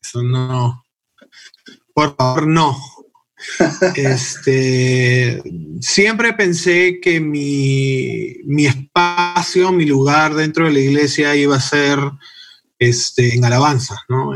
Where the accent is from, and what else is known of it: Peru; also born or lived in United States